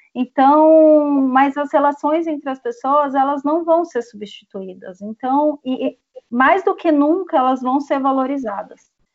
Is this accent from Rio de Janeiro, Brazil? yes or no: no; interior of São Paulo, Brazil; accent: paulista; eu sou do interior de São Paulo